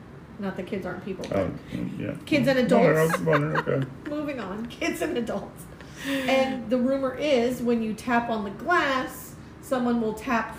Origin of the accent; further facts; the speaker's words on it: New Jersey, United States; now in Key West, United States; I'm from Jersey. We don't speak well.